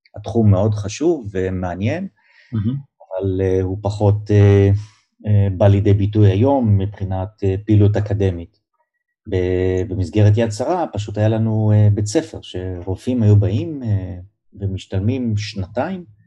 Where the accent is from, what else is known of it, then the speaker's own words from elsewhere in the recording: Givatayim, Tel Aviv District, Israel; also born or lived in Kiryat Ono; נולדתי אה, בארץ, אני גדלתי בגבעתיים ובקריית אונו